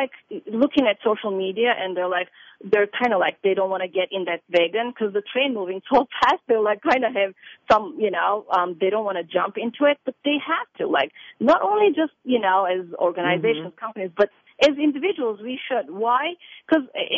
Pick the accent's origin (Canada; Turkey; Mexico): Turkey; moved away as an adult; also born or lived in Crete; now in United States; I was born and raised in Turkey